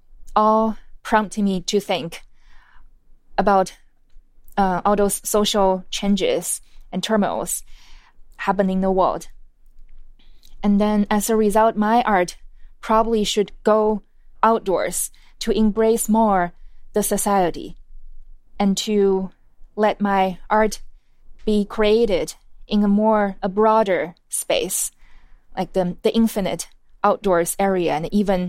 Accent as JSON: {"language": "English", "town": "Quanzhou", "region": "Fujian", "country": "China", "tie": "born or raised there", "said": "In fact, in my hometown, Quanzhou, there's this ritual that before the wedding ceremony, oftentimes people would go to the fortune teller to understand this couple's destiny."}